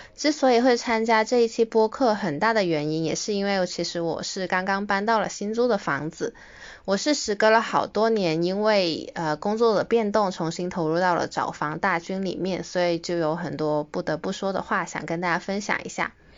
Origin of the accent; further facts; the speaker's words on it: Guangdong, China; also born or lived in Greater Bay Area / west coast of Canada; 因为我是，呃，一个土生土长的广东人嘛，所以其实学习工作我基本上都是，呃，窝在大湾区